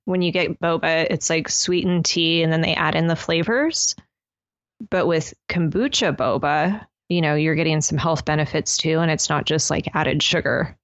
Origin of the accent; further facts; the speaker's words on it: United States; us as American citizens